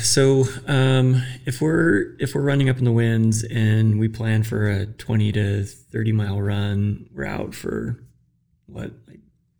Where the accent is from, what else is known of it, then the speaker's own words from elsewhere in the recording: Central Valley of California, United States; moved away as an adult; also born or lived in Utah / Texas; now in Wyoming, United States; And I grew up in California, the Central Valley of California.